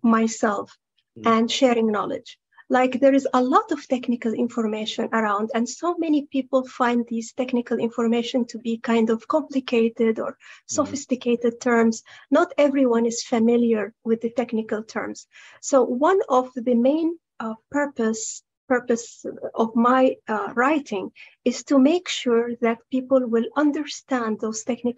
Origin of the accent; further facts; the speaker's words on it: Saudi Arabia; I'm from Saudi Arabia